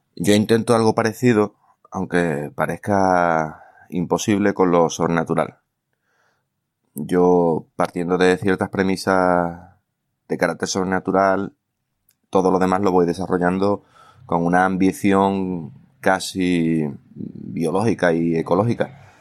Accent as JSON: {"language": "Spanish", "area": "Bay of Cádiz", "region": "Andalusia", "country": "Spain", "said": "está ambientada en mi tierra, ¿eh? entre Puerto Real, Cádiz, San Fernando, etcétera, en el entorno del cuerno de la bahía de Cádiz"}